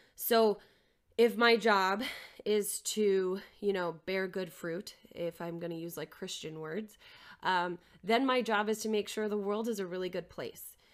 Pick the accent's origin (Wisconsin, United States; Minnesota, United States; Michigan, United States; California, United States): Minnesota, United States; Maplewood; moved away as an adult; also born or lived in South Dakota / Albany, New York; I am originally from Maplewood, Minnesota, just outside of the Twin Cities. Um, I grew up there